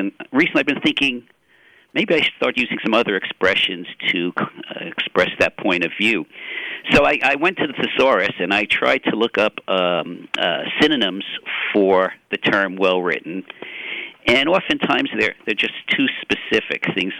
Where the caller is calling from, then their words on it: Tallahassee, Florida, United States; Tallahassee, Florida at Florida State University.